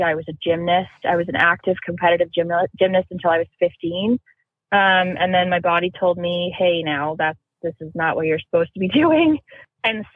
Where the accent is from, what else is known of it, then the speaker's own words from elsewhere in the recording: Pittsburgh, Pennsylvania, United States; I grew up in Pittsburgh